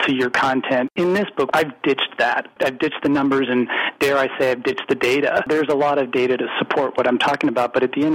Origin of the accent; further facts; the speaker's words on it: California, United States; moved away as an adult; now in Woodinville, United States; I'm actually originally from California. So I'm a transplant from about 25 years ago